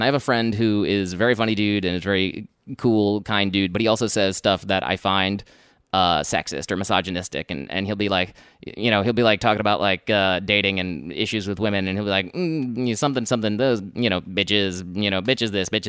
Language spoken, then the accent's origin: English; United Kingdom; No, but I'm British. I'm British.